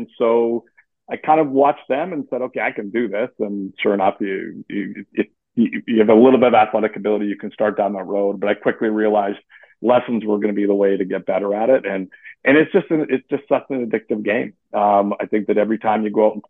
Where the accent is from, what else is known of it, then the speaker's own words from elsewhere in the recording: Western Canada, Canada; moved away as an adult; now in Eastern Canada; I grew up in Canada. I did. I grew up in Western Canada. I've migrated to Eastern Canada